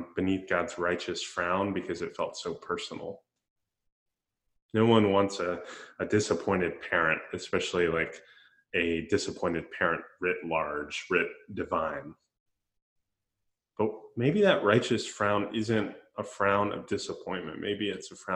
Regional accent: Central Florida, United States; When I was a kid growing up in Central Florida

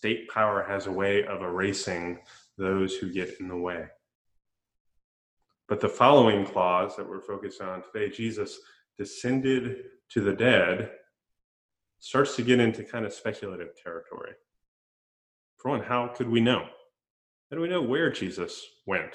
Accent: Central Florida, United States; When I was a kid growing up in Central Florida

